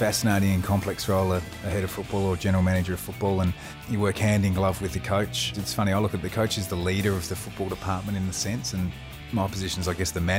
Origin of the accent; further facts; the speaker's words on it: Adelaide, South Australia, Australia; And growing up in Adelaide, for me, that was sort of like the mid-80s.